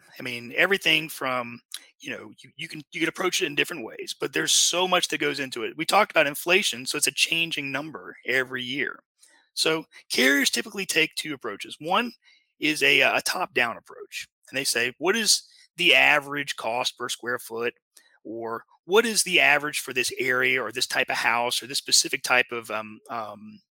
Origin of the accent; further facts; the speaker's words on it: Lake Charles, Louisiana, United States; my hometown is a place called Lake Charles, Louisiana